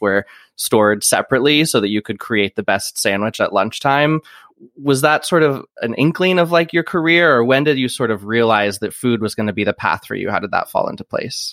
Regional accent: Iowa, United States; I, I grew up in Iowa

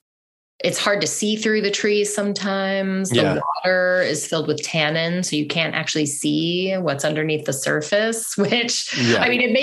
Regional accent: Colorado, United States; I'm from Colorado.

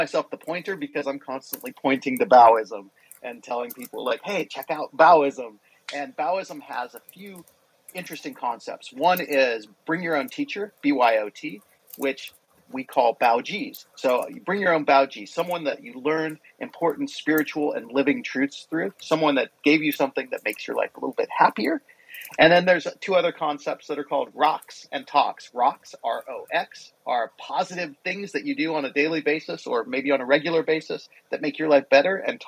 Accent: Hawaii, United States; my home state of Hawaii

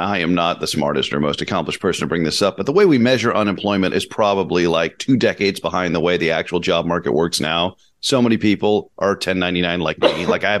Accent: California, United States; growing up in California.

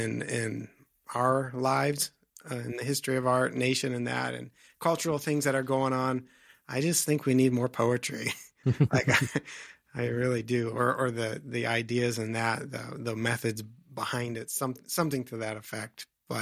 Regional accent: Ohio, United States; now in Chicago, United States; I grew up in Northeastern Ohio, kind of in a similar situation in a town, which wasn't really even a town.

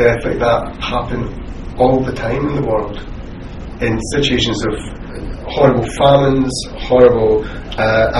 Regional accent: Scotland, United Kingdom; as a Scot

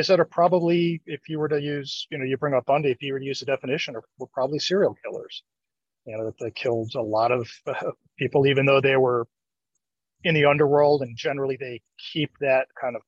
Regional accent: New Jersey, United States; I grew up in New Jersey

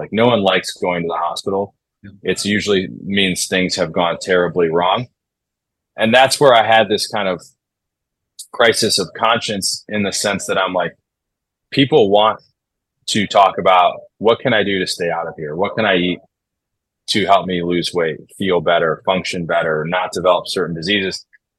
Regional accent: Midwest, United States; So that, in addition to growing up in the Midwest and then going out and visiting Denver, I was like, all right, this environment seems definitely a place that I want to be.

